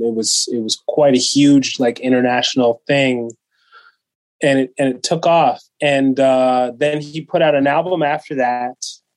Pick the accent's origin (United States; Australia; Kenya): Kenya; born there; And long story short, I was born in Kenya.